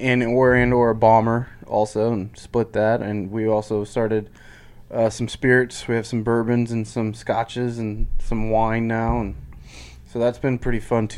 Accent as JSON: {"language": "English", "town": "Lincoln", "region": "Nebraska", "country": "United States", "tie": "born or raised there", "also_born_or_lived": "Fremont, Nebraska / Schuyler, Nebraska", "said": "we grew up about 2.5-3 blocks from where we're sitting now."}